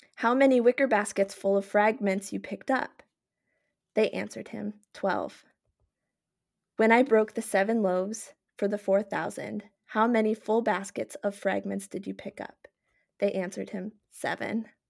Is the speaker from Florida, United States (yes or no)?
no; Minnesota, United States; I was born and raised in Minnesota